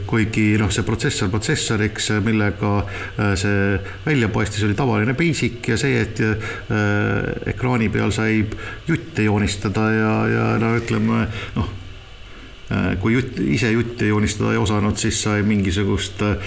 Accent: Tartu, Tartu County, Estonia; jah, ma olen Tartust

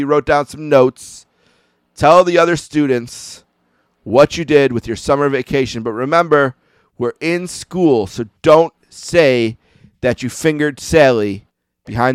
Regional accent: Buffalo, New York, United States; I was from Buffalo

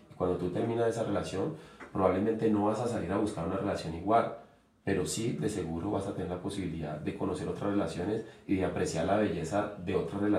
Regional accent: Uruguay; moved away; es que yo me vine de Uruguay y dejé de jugar

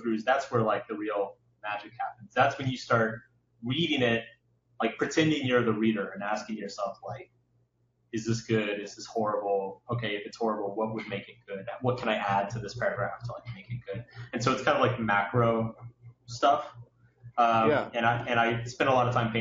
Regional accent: Austin, Texas, United States; now in New York, United States; I grew up in Austin

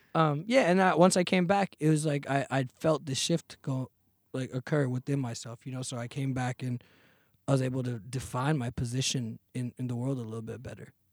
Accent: Fremont, California, United States; also born or lived in Chennai, India; grew up in Fremont, California

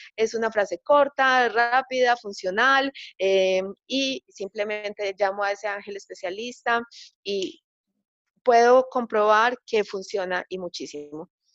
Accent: Medellín, Antioquia, Colombia; acá en Colombia, en Medellín, que es mi ciudad natal

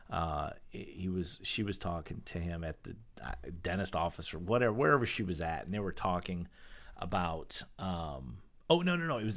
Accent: Maine, United States; yeah, I mean, I grew up right next

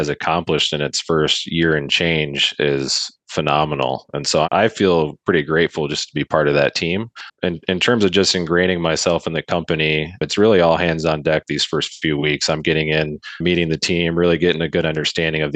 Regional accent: Grand Rapids, Michigan, United States; also born or lived in Northern Indiana; I'm from Grand Rapids, Michigan

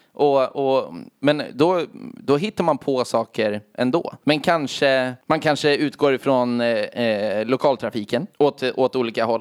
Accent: Gnesta, Södermanland, Sweden; vi kom till Gnesta som var en och en timme och en kvart utanför Stockholm

